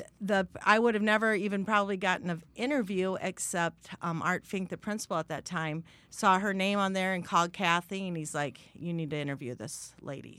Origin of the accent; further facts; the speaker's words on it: Sibley, Iowa, United States; also born or lived in San Antonio, Texas; I grew up in Sibley, Iowa, way in the northwest corner of the state.